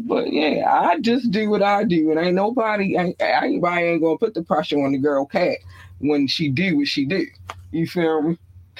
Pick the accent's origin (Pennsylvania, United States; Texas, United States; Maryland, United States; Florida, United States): Maryland, United States; Baltimore; also born or lived in North Carolina; I was not born in Baltimore. I've been raised in Baltimore. North Carolina birthed me, Baltimore raised me.